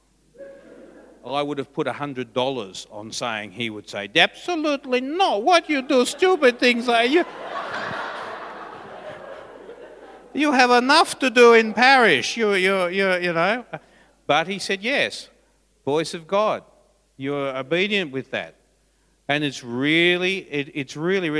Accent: Forbes, New South Wales, Australia; moved away; I was from Forbes

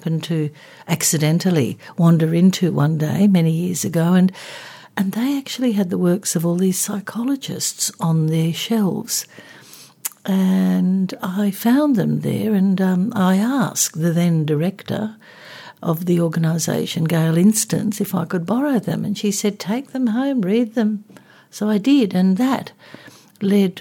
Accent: Australia; I was born in Australia but kind of grew up like a typical kind of, if you can use the term, migrant kid

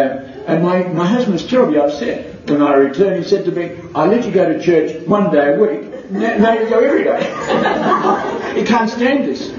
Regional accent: Cambodia; moved away; I came from Cambodia, that tells a bit of a story. I converted from Buddhist to Roman Catholic 3 years ago with my two children.

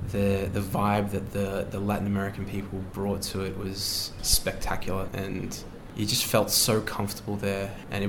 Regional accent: Melbourne, Victoria, Australia; I am from Melbourne.

